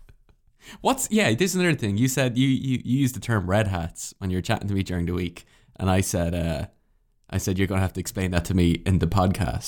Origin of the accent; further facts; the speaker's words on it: Ireland; being an Irish citizen